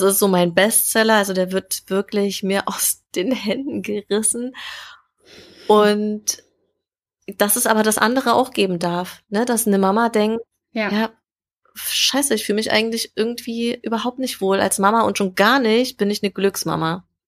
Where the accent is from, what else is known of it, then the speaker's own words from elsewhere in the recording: Jena, Thuringia, Germany; moved away as an adult; now in Berlin, Germany; ganz ursprünglich äh, bin ich in Jena geboren, also Thüringen Ach, ist so meine Heimat.